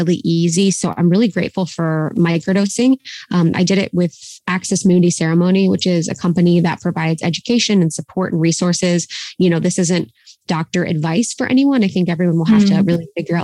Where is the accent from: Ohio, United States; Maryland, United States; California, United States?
Ohio, United States; moved away; my time growing up in Ohio